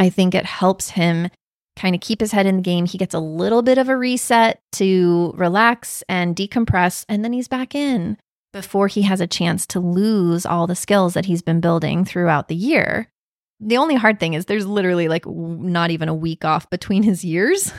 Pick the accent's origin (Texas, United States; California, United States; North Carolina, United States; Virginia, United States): North Carolina, United States; Raleigh; also born or lived in Wake Forest, North Carolina; I grew up in the Raleigh area, and I went to school mostly in Wake Forest